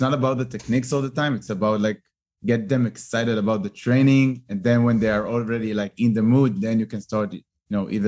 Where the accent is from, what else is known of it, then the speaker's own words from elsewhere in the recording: Tel Aviv, Tel Aviv District, Israel; I'm really like pure born Tel Aviv